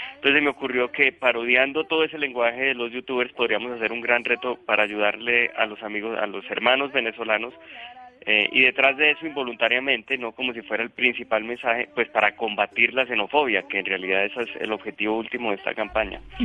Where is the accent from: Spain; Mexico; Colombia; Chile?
Colombia